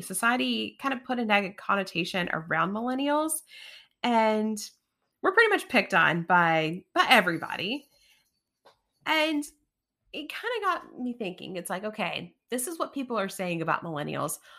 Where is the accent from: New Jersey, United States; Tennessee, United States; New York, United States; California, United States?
Tennessee, United States; East; I grew up in East Tennessee